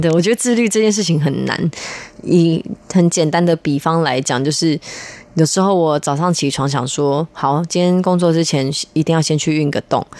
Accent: Taipei, Taiwan; 我是就是土生土长的台北人

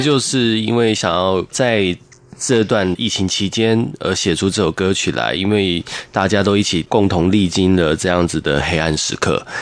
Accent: Taitung, Taitung County, Taiwan; 我从小在台东长大

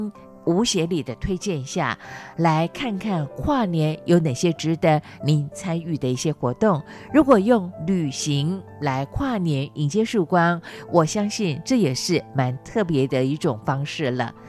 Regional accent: Chiayi County, Taiwan; 在我的老家，在嘉义的阿里山上，

